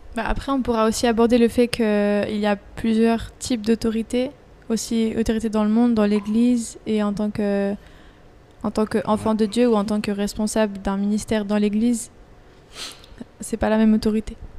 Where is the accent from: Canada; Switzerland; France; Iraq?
Switzerland; je suis suisse